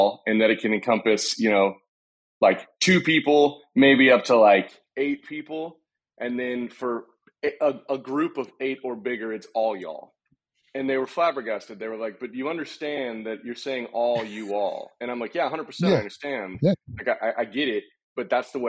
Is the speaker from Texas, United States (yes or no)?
yes; Austin, Texas, United States; born and raised in Austin, Texas